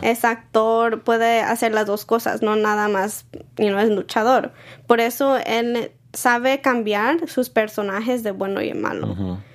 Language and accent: Spanish; San Diego, California, United States; nací en San Diego y soy de ahí